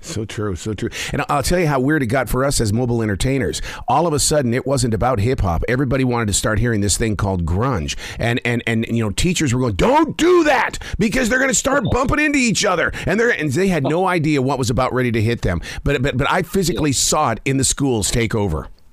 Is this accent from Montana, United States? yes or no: yes; Montana, United States; I'm from Montana